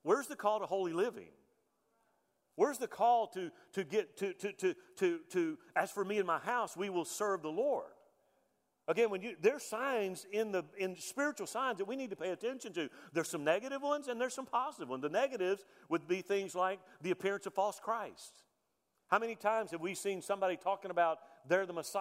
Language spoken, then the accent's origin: English; United States; as a veteran, as an American